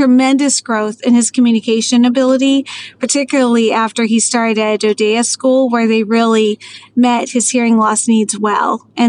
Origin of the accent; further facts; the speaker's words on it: Maryland, United States; moved away as an adult; I was a Navy girl, but I mostly ended up growing up in Maryland and then moved to Texas to become a teacher